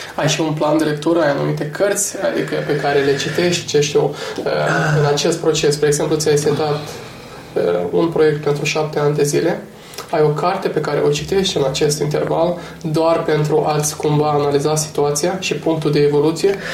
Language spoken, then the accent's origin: Romanian; Romania; ca și români